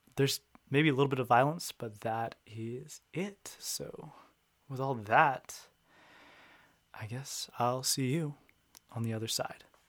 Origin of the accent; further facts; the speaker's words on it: New England, United States; moved away; I'm from New England